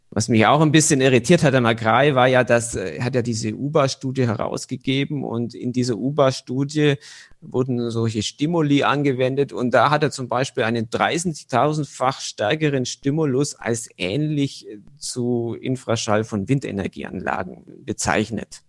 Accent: Bavarian Swabia, Germany; moved away as an adult; also born or lived in Bayreuth; in meinem Heimatdorf, wo ich aufgewachsen bin, das ist in Bayerisch-Schwaben

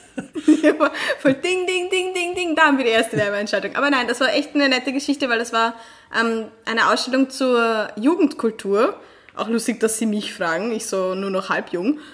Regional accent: Vienna, Austria; als Restösterreicher, vor allem als Wienerin oder Wiener

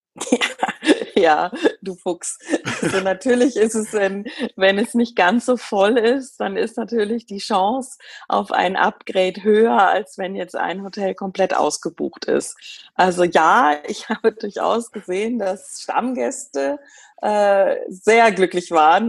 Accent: Germany; bei uns in Deutschland

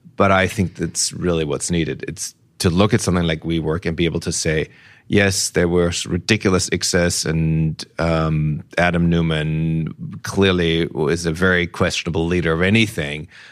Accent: Nuremberg, Bavaria, Germany; moved away; my hometown of Nuremberg

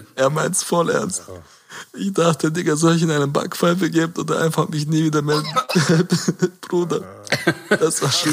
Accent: Caucasus, Chechnya, Russia; now in Germany; Kaukasus und Tschechien, wo ich herkomme

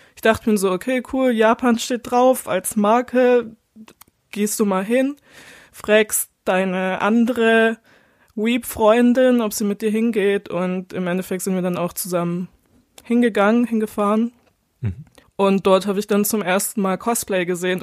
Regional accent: Baden-Württemberg, Germany; bei uns in Baden-Württemberg

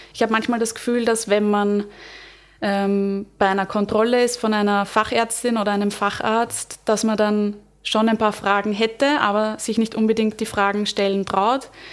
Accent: Vienna, Austria; ich bin aus Wien, und ich bin Hebamme

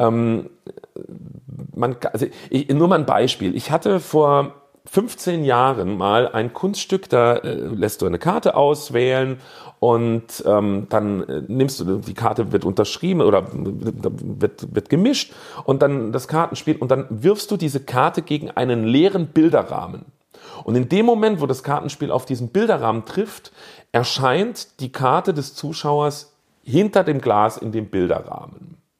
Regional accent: Saarbrücken, Saarland, Germany; bei uns im Saarland

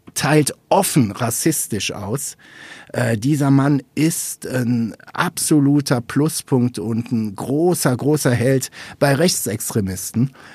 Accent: North Rhine-Westphalia, Germany; ich komme aus NRW

